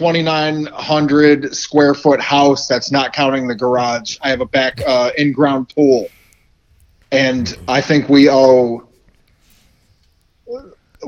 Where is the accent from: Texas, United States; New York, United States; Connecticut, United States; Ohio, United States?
Connecticut, United States; moved away as an adult; I am from Connecticut, and that's my home.